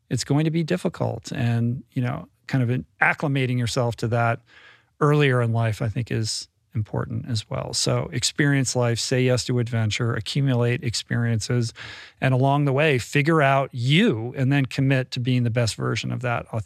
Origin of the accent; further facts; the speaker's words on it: Bethesda, Maryland, United States; I grew up in Bethesda.